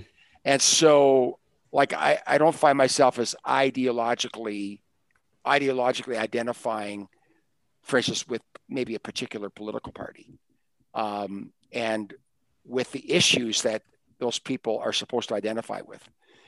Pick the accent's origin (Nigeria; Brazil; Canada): Canada; I'm Canadian, so I'm part of Canadian culture.